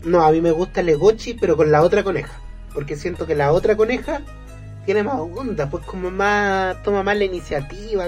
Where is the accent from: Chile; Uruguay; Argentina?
Chile; a ti como chileno